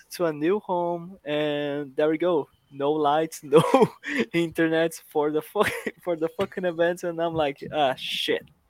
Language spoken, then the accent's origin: English; Brazil; I am from Brazil